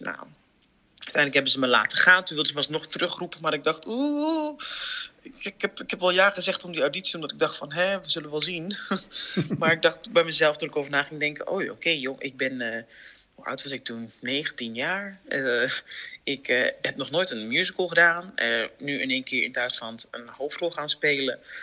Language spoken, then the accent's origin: Dutch; 's-Hertogenbosch, North Brabant, Netherlands; Ik kom uit Den Bosch